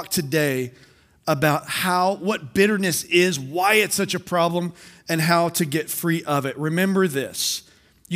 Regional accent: South Texas, United States; I'm a South Texas boy, and growing up in South Texas

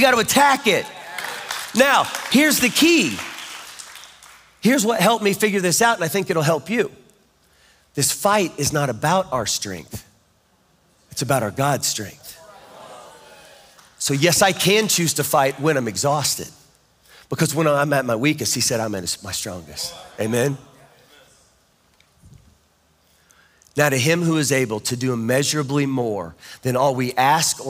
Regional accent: Kansas, United States; I'm from Kansas

